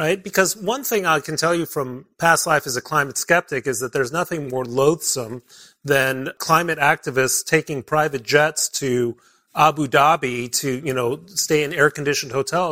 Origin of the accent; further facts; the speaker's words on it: Mexico City, Mexico; also born or lived in Belgium / Britain / Middle East / Germany; now in United States; I grew up in Mexico City